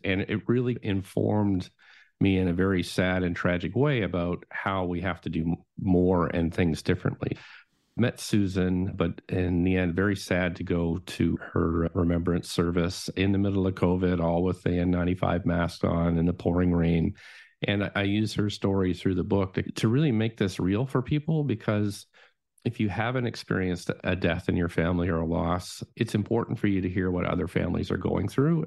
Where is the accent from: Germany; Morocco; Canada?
Canada; Nova Scotia; moved away; My family growing up in Nova Scotia, they are all prohibitionists